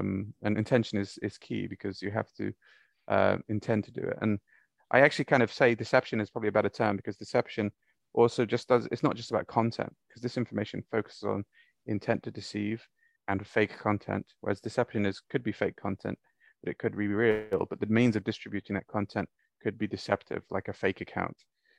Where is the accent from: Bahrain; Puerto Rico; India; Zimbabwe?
Bahrain; also born or lived in Saudi Arabia; And I grew up in the Gulf. I grew up in Bahrain and Saudi.